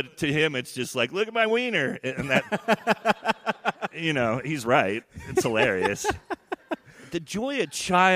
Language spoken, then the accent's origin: English; Sonoma, California, United States; I'm straight out of Sonoma